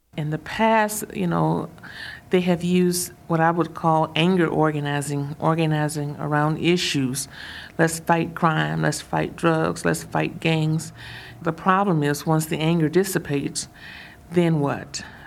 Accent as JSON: {"language": "English", "region": "Mississippi", "country": "United States", "tie": "born or raised there", "said": "I'm from the South, I'm from Mississippi"}